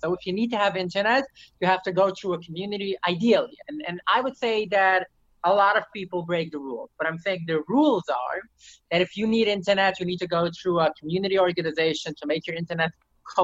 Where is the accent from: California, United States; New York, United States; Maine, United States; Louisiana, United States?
New York, United States; New York City; first language Yiddish; English is a second language; I lived in New York City and I didn't speak English until I was 20